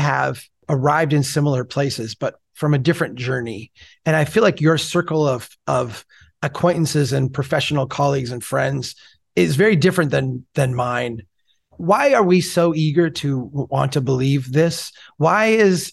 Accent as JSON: {"language": "English", "region": "Minnesota", "country": "United States", "tie": "born or raised there", "said": "I look around my hometown here, which beautiful people, like I love them, they're my neighbors, but we have a really high rate of obesity, even for the state of Minnesota"}